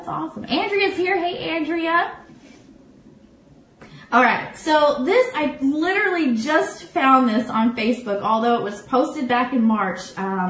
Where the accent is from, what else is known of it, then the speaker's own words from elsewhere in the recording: Orlando, Florida, United States; right here in my hometown of Orlando.